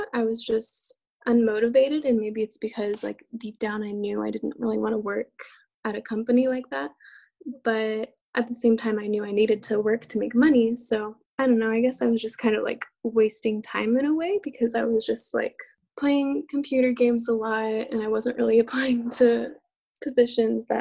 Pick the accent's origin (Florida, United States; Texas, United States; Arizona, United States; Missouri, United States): Texas, United States; I am from Texas and I was born and raised here